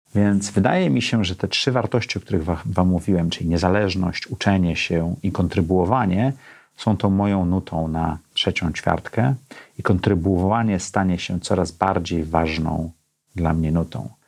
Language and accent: Polish; Gdańsk, Pomeranian Voivodeship, Poland; now in Warsaw, Poland; Ja urodziłem się w Gdańsku w środku komunizmu